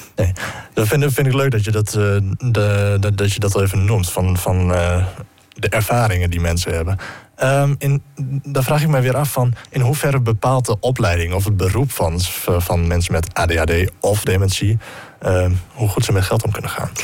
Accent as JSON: {"language": "Dutch", "country": "Netherlands", "said": "wij Nederlanders"}